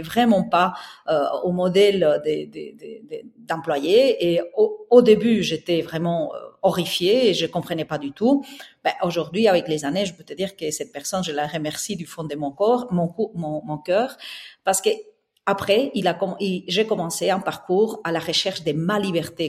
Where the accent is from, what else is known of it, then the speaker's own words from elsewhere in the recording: southern Spain, Spain; accent: Spanish; French is a second language; moved away as an adult; now in Brussels, Belgium; j'ai un accent espagnol, donc je suis née au sud de l'Espagne. Et puis j'ai déménagé à Bruxelles il y a maintenant plus de 25 ans